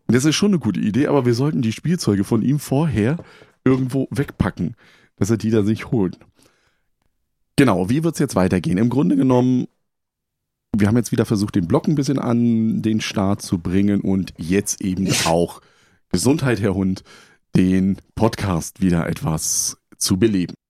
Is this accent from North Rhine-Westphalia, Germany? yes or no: no; Potsdam, Brandenburg, Germany; moved away; ich komme ja ursprünglich aus der Berliner Potsdamer Ecke, beziehungsweise aus Potsdam, habe da noch Verwandte